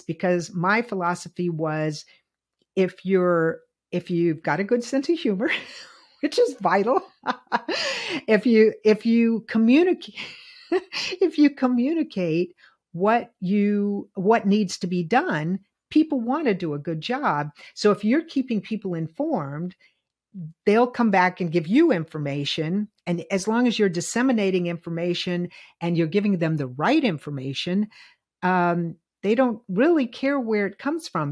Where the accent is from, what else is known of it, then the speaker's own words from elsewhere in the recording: Virginia, United States; moved away; I'm from the South. I grew up in integration.